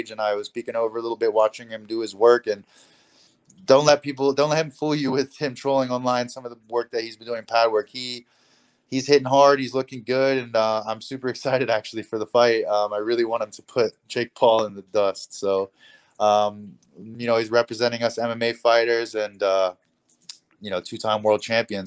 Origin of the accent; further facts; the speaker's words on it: Hong Kong; I'm from Hong Kong.